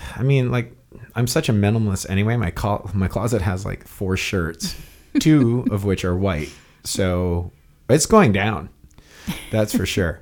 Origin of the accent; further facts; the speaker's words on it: Hawaii, United States; I grew up naked in Hawaii.